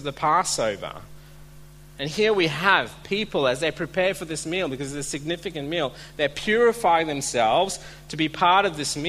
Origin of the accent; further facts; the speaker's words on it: India; now in Australia; I'm Indian